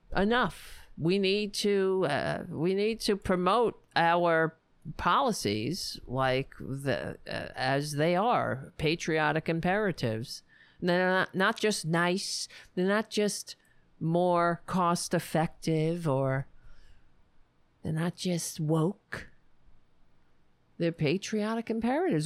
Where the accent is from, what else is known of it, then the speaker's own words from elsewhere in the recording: United States; I'm an American